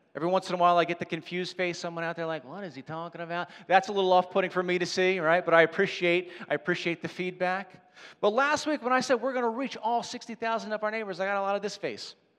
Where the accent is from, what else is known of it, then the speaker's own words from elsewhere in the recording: Ridley-Interboro area, Pennsylvania, United States; This is where I live. This is where I'm from